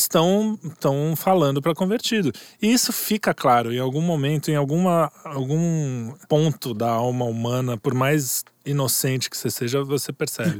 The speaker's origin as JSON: {"language": "Portuguese", "country": "Brazil"}